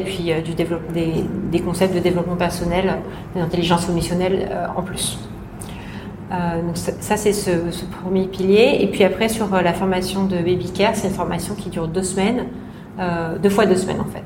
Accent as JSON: {"language": "French", "country": "France", "moved": "yes", "lives_now": "Hong Kong", "said": "la petite française"}